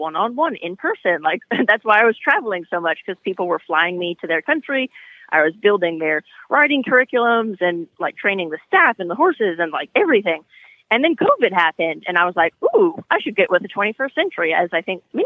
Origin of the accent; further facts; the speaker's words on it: California, United States; moved away as an adult; I grew up in California riding horses